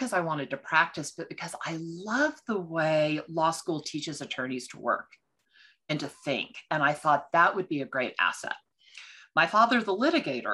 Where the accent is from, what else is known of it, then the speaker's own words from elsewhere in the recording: Texas, United States; moved away; also born or lived in Washington, D.C.; Now I'm from Texas. So in Texas, it's voir dire. With the accent.